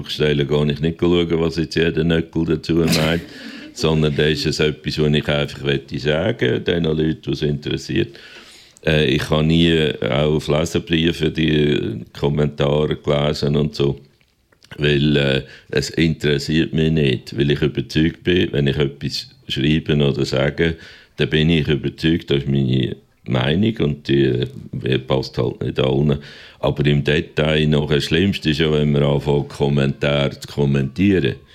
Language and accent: German; Aargau, Switzerland